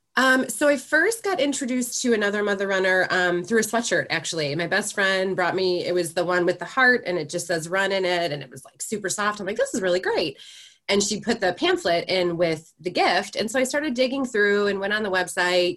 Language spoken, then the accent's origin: English; Chicago, Illinois, United States; now in Michigan, United States; I'm originally from Chicago